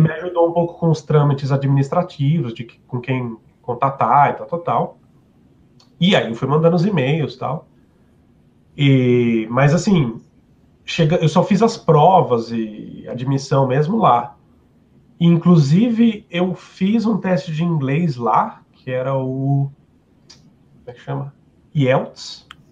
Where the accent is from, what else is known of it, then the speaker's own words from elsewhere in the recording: São Paulo, Brazil; moved away as an adult; also born or lived in Cork, Ireland; now in Sweden; eu sou de São Paulo